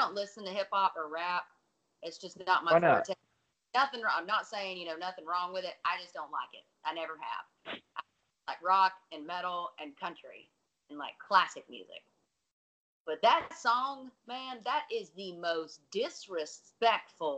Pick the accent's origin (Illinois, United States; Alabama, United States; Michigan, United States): Alabama, United States; I'm from Alabama